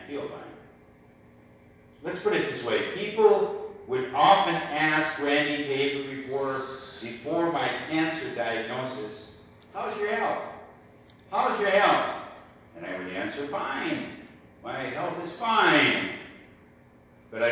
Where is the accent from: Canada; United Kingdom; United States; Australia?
United States; Eagle Bend, Minnesota; Eagle Bend, my hometown.